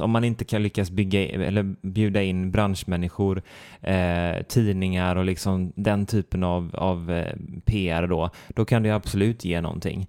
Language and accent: Swedish; Sweden; jag som svensk